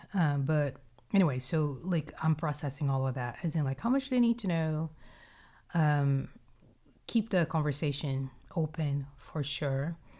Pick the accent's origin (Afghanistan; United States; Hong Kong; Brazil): Brazil; moved away; my upbringing in Brazil, like, tell me about growing up in Brazil.